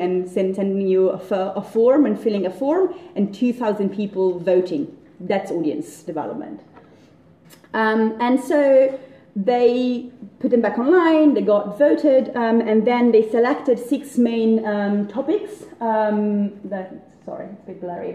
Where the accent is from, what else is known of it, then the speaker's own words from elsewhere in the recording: Italy; I'm Italian, I'm not British